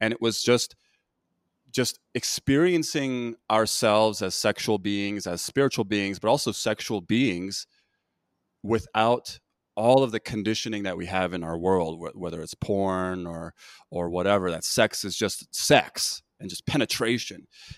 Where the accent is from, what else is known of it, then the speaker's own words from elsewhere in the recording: United States; obviously I grew up in this country, right? I grew up, I'm Korean American. My parents were immigrants